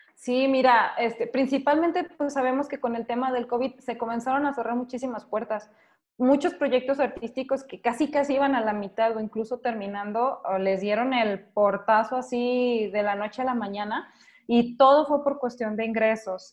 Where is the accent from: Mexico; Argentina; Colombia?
Mexico; soy de México